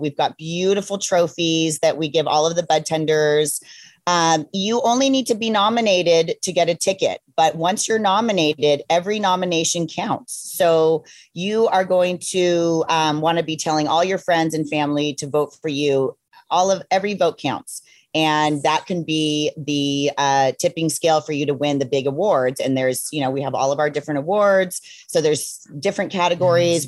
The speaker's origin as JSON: {"language": "English", "town": "Ojai", "region": "California", "country": "United States", "tie": "born or raised there", "said": "I grew up in Ojai, California."}